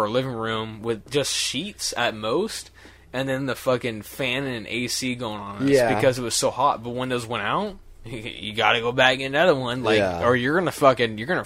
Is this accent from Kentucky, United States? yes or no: no; Blythe, California, United States; I was born in Blythe, California, next to Death Valley